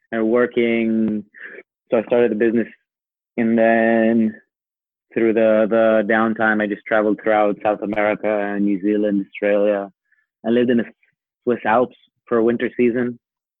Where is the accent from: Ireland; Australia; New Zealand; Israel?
Israel; Born in Israel, grew up here, lived here through a military service.